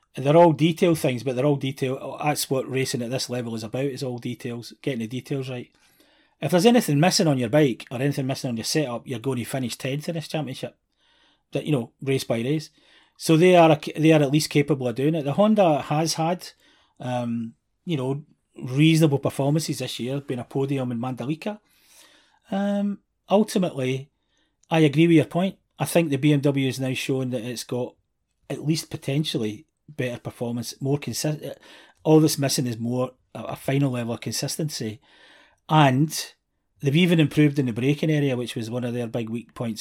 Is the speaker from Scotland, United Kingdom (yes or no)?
yes; Scotland, United Kingdom; being Scottish